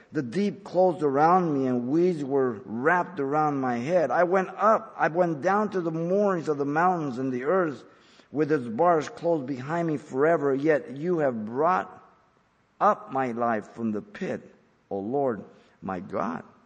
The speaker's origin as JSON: {"language": "English", "area": "San Gabriel Valley", "region": "California", "country": "United States", "tie": "born or raised there", "said": "when I grew up in the San Gabriel Valley"}